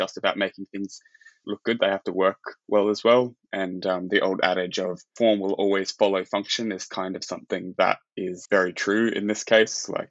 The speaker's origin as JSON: {"language": "English", "country": "Australia", "said": "I'm from Australia"}